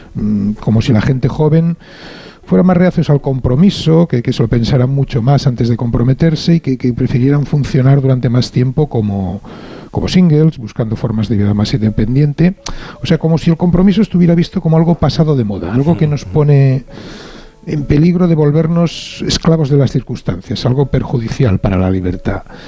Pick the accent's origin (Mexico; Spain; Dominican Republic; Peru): Spain; Barcelona, Catalonia; como catalán barcelonés